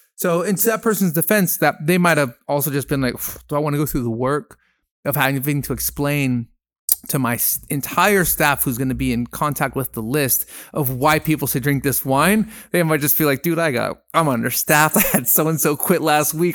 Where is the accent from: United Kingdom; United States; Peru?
Peru; moved away as an adult; I grew up in Peru. I'm half Peruvian. I went to high school down there, um, from thirteen to twenty.